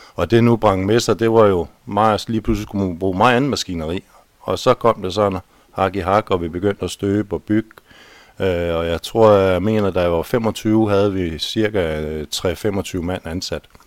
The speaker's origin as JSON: {"language": "Danish", "town": "Holbæk", "region": "Zealand", "country": "Denmark", "tie": "born or raised there", "said": "Jeg er født og opvokset på Tusnes. Jeg er ifølge kirkebøgerne i hvert fald syvende generation på Tusnes"}